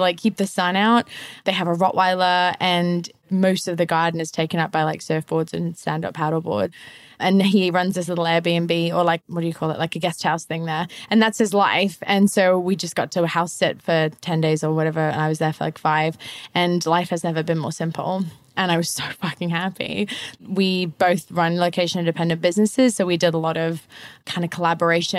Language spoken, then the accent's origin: English; Zambia; moved away as an adult; also born or lived in United Kingdom / Australia; now in Canggu, Indonesia; I was raised in Zambia. The childhood there was amazing